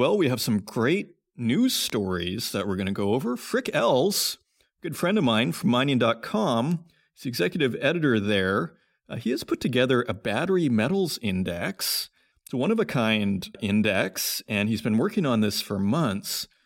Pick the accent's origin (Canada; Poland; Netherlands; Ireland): Canada; Saskatoon, Saskatchewan; I grew up in Saskatoon, Saskatchewan.